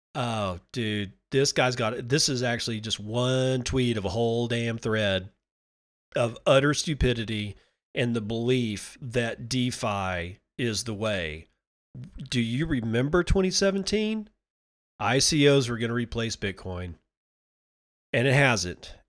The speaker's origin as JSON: {"language": "English", "country": "United States", "said": "even as an American, as a United States citizen"}